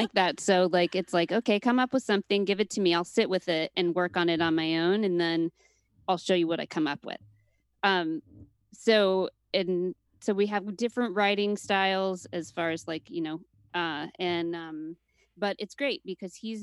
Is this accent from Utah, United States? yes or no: yes; Utah, United States; also born or lived in Seattle, Washington; now in Brooklyn, United States; Utah, growing up in Utah, we were the only family that wasn't Mormon